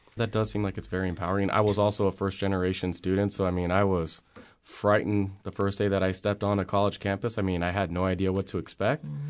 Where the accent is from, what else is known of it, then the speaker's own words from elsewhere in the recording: Las Vegas, Nevada, United States; I grew up in Las Vegas. I, I attended high school here